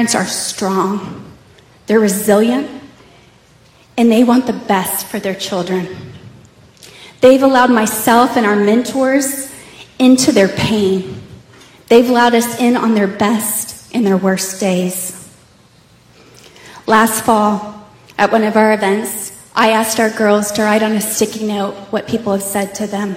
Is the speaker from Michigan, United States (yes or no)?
no; Plano, Texas, United States; I grew up in Plano in a Christian home